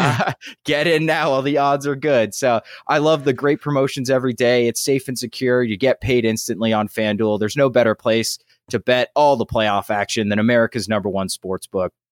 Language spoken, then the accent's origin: English; West Virginia, United States; my home state of West Virginia